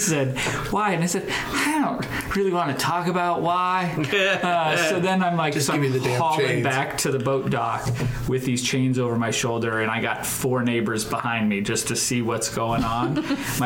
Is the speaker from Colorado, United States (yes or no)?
no; Helena, Montana, United States; moved away as an adult; now in Omaha, United States; I'm from Montana, so I grew up outdoors and with boating and all this stuff.